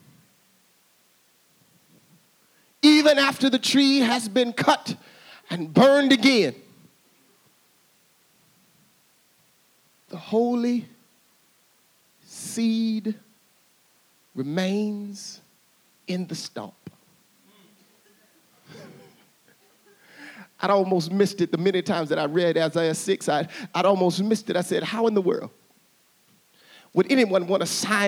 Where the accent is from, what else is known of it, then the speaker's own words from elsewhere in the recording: Little Rock, Arkansas, United States; I grew up in Arkansas. I grew up in Arkansas, in Little Rock, Arkansas.